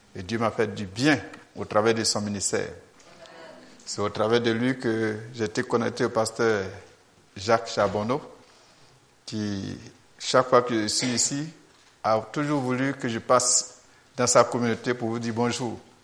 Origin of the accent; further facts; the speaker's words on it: Côte d’Ivoire; Je viens de la Côte d'Ivoire.